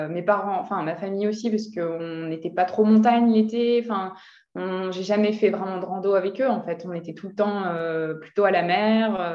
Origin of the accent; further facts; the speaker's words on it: Lille, Hauts-de-France, France; moved away as an adult; now in Lyon, France; J'ai vécu à Lille.